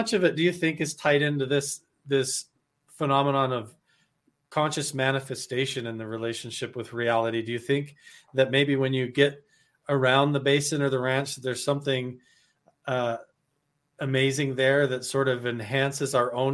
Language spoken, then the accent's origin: English; Southeast Idaho, United States; I grew up in Southeast Idaho too